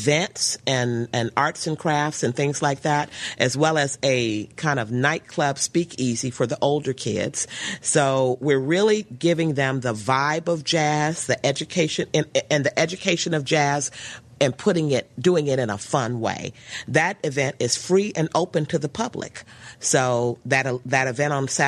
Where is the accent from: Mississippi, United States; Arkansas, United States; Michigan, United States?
Mississippi, United States; I grew up in Mississippi